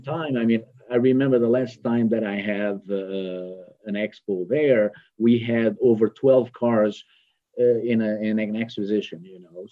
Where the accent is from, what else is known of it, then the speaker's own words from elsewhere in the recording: France; moved away as an adult; also born or lived in Portugal; now in Houston, United States; originally I'm, I'm French.